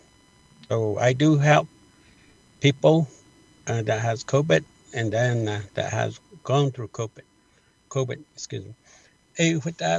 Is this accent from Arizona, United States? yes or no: yes; Many Farms, Arizona, United States; I was born and raised in many farms as a traditional culture way